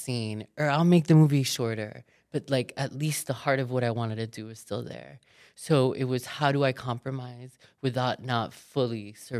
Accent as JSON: {"language": "English", "town": "Miami", "region": "Florida", "country": "United States", "said": "I'm from Miami. Like I was raised by a fucking drug dealer."}